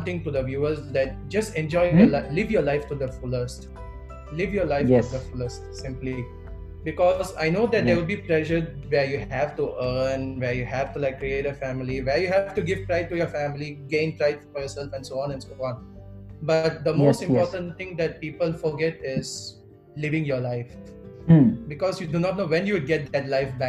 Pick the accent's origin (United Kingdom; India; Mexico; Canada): India; Chennai, Tamil Nadu; first language Telugu; English is a second language; moved away as an adult; also born or lived in Singapore; now in Sydney, Australia; I'm currently residing at Sydney, but I'm originally from Chennai.